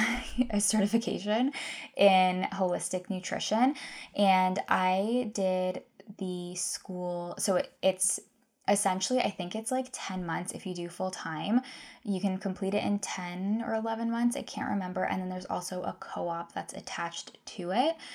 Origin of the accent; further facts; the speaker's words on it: Guelph, Ontario, Canada; also born or lived in Victoria, British Columbia; I'm from Guelph